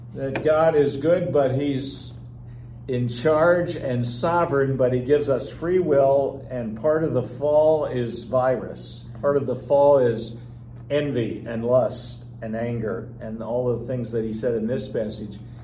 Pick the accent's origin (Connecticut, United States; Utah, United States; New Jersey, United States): New Jersey, United States; I'm from New Jersey